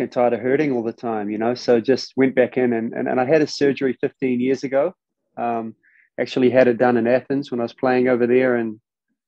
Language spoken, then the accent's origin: English; New Zealand; moved away as an adult; growing up over there, man, different place